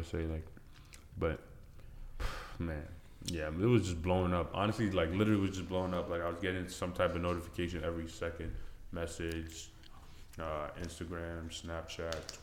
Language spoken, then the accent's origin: English; Burlington, Ontario, Canada; also born or lived in Benue State, Nigeria; I was born in Nigeria, Lafayette. Benue State, moved to Canada when I was 6 years old, grew up in Burlington.